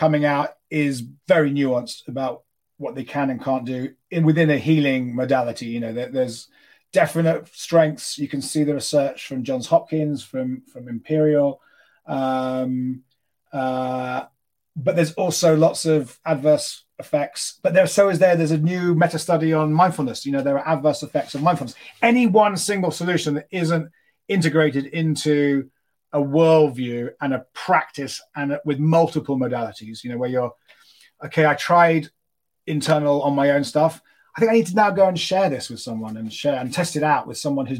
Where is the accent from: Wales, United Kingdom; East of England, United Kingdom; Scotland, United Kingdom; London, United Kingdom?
London, United Kingdom; moved away as an adult; now in Los Angeles, United States; I grew up in London, which is probably the most secular city you could imagine living